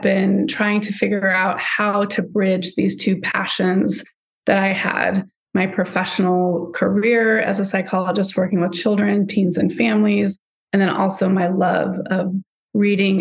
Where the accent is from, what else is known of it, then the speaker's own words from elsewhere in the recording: Southern California, United States; I grew up in Southern California